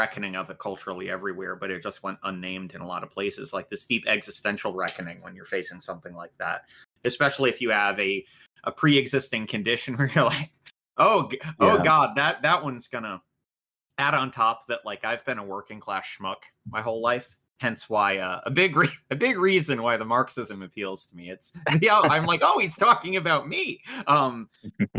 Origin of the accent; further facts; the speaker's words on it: United States; I'm too American.